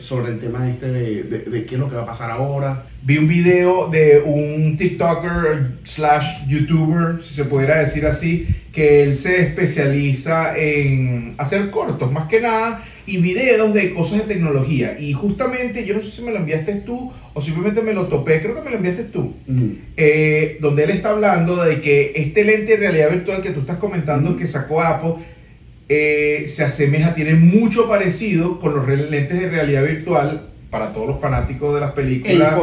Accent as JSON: {"language": "Spanish", "country": "Venezuela", "said": "somos venezolanos"}